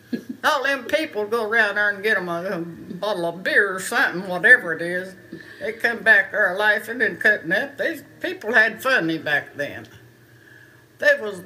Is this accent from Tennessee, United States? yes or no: yes; Union County, Tennessee, United States; I was born in my mother and daddy's home, a house. This house was in Union County. I was born in Union County